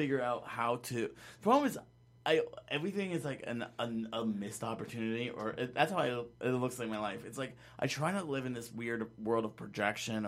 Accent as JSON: {"language": "English", "town": "Laramie", "region": "Wyoming", "country": "United States", "said": "I'm from Laramie, Wyoming"}